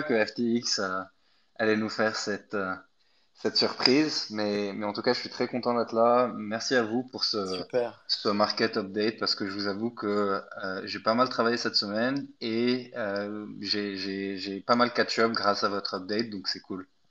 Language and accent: French; Egypt; moved away as an adult; now in France; je suis pas du tout français. Je suis né en Égypte, donc je suis venu en France pour faire mes études